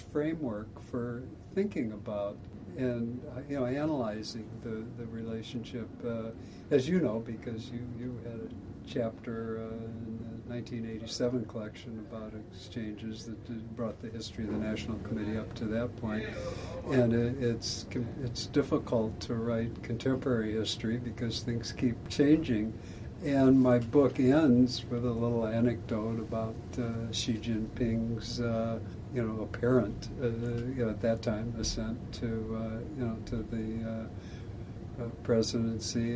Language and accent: English; Iowa, United States; my home state, Iowa